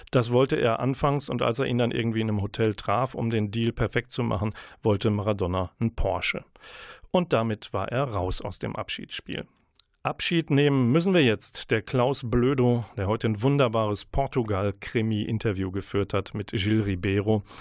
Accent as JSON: {"language": "German", "town": "Münster", "region": "North Rhine-Westphalia", "country": "Germany", "said": "Kann man sozusagen als Münsteraner ja sagen."}